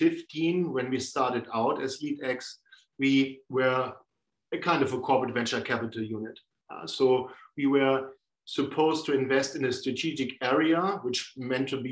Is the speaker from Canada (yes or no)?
no; Northern Germany, Germany; I grew up in the north of Germany.